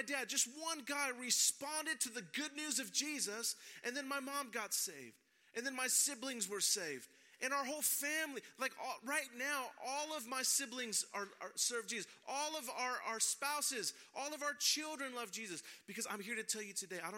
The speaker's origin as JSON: {"language": "English", "town": "San Francisco", "region": "California", "country": "United States", "tie": "born or raised there", "said": "I was born and raised in San Francisco. I'm a native"}